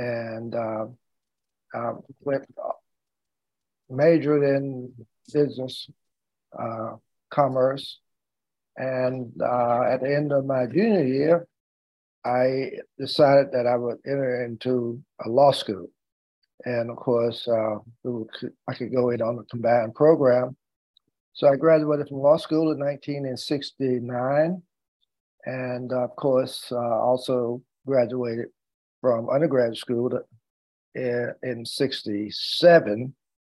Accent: Lewisburg, North Carolina, United States; In Lewisburg, North Carolina. That's about 35 miles outside of Raleigh, going south of Raleigh. I always tell people it really was not really in the city of Lewisburg, because we lived out about 10 miles out of the city in a little village that was called Moulton.

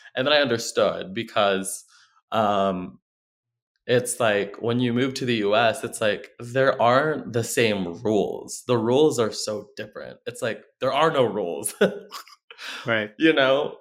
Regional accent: Philippines; moved away as an adult; now in Oklahoma, United States; I'm from the Philippines. I moved here in 2016, and I have been in Oklahoma um, since then.

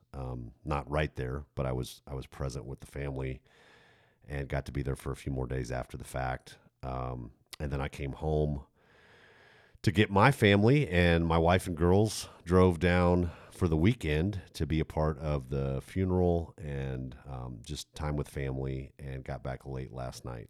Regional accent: United States; I'm, I'm American.

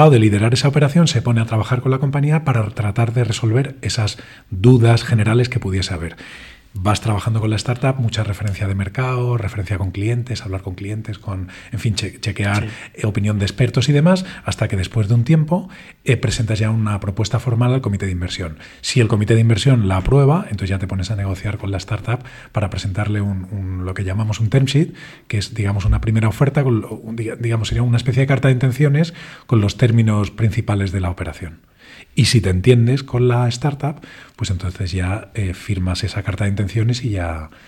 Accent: Spain; que somos tres españoles y otros tres israelíes

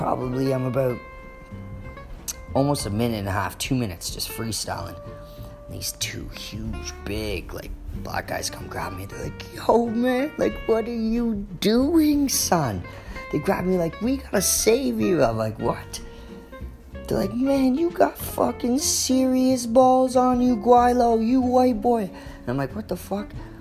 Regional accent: Stouffville, Ontario, Canada; I'm from Stouffville

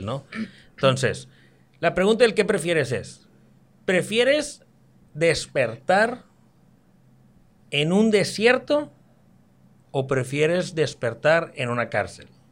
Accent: Mexico; also born or lived in Mexicali; Como buen mexicano

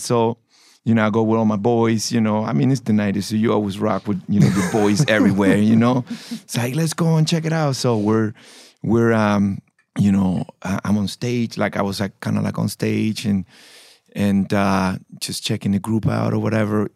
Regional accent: Panama; I'm from Panama.

